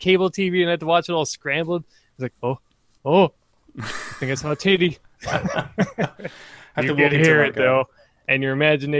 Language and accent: English; Canada; so it's like a Mountie hat. Oh, I'm Canadian.